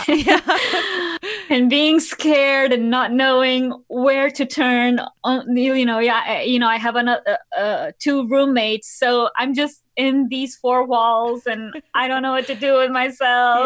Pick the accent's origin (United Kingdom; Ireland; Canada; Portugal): Portugal; Lisbon; moved away as an adult; now in New York City, United States; I'm originally from Lisbon, from Portugal. So, I came here, yeah, seven years ago.